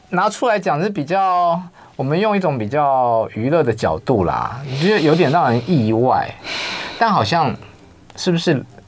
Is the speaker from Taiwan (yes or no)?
yes; Taiwan; 我们台湾人的语法